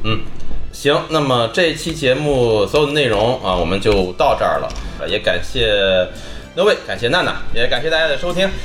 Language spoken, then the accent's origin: Chinese; Linyi, Shandong, China; 绝是我们林一登的一个方言